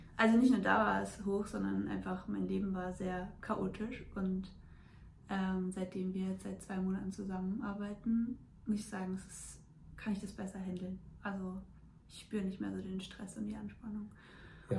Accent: a small village near Frankfurt, Hesse, Germany; komme hier aus Frankfurt in der Nähe, aus einem kleinen Dorf.

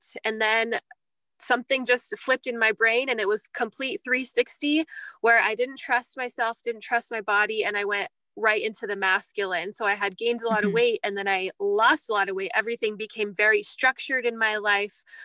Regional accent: California, United States; moved away as an adult; now in Canada; I'm actually American. And we met in California, which is where I'm from

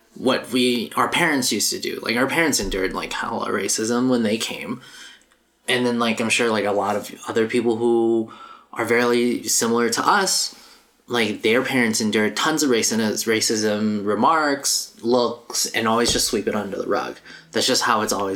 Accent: United States; I'm Asian American

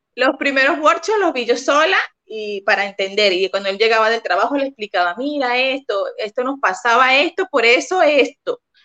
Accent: Venezuela; moved away as an adult; now in Santiago, Chile; soy venezolana, tenemos ya cinco años en Chile

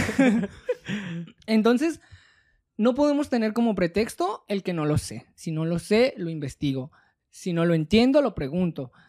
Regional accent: Mexico; como sociedad mexicana

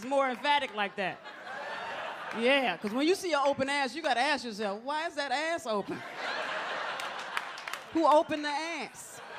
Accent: Atlanta, Georgia, United States; Because I'm originally from Atlanta, Georgia. And like Atlanta, we just way laid back.

